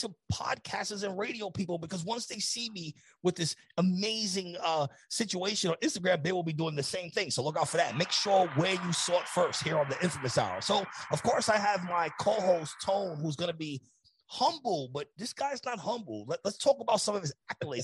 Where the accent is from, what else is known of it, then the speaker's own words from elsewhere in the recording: New York, United States; We're from New York